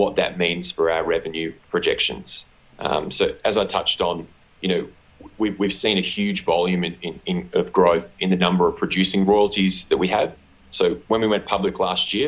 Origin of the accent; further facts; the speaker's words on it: Australia; accent: Australian; I was born to the southernmost continent in Australia. So apologies to the listeners for my unfortunate Australian accent.